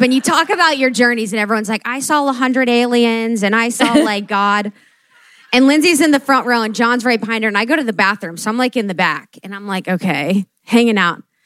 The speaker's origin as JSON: {"language": "English", "region": "Ohio", "country": "United States", "tie": "born or raised there", "said": "I am the girl from Ohio that grew up Catholic"}